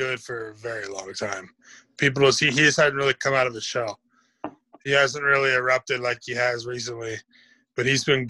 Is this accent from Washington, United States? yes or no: yes; Mukilteo, Washington, United States; moved away; my hometown, Mukilteo, Washington.